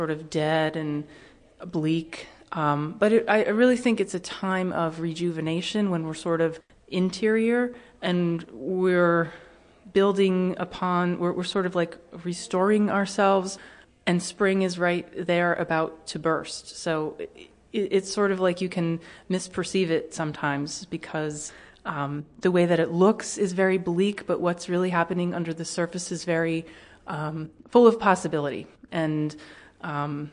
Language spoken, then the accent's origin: English; Northeast, United States; I grew up in the Northeast, and that's one of the reasons why I enjoy staying in the Northeast